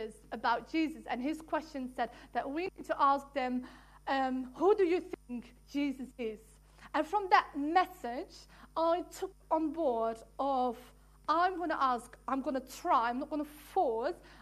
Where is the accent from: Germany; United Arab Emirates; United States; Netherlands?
Netherlands; English is a second language; moved away as an adult; also born or lived in England; now in Worthing, United Kingdom; I'm from Holland, so sometimes my English is fabulous, sometimes my English is 99%